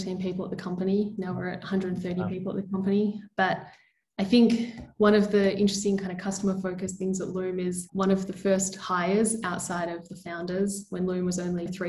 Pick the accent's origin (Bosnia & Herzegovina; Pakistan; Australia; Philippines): Australia; Melbourne, Victoria; now in Lisbon, Portugal; Based in beautiful Lisbon, but I'm from Melbourne originally.